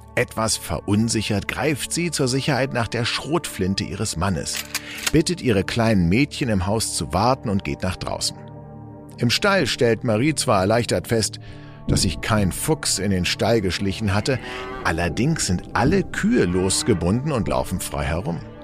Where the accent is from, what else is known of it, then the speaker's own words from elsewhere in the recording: Berlin, Germany; ich bin in Eichkamp groß geworden